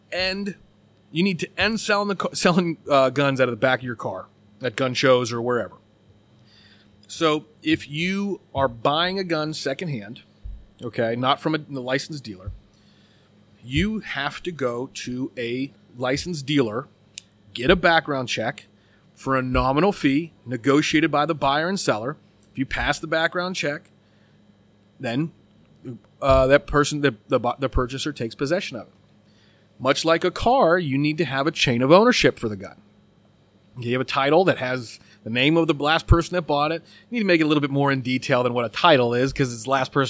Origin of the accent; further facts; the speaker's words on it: United States; we have as American citizens